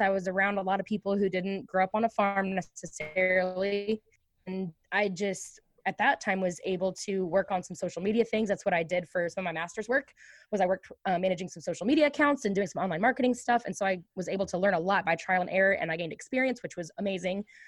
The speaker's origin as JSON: {"language": "English", "town": "Ashland", "region": "Missouri", "country": "United States", "tie": "born or raised there", "said": "I was born and raised in Ashland, Missouri, on a beef cattle farm"}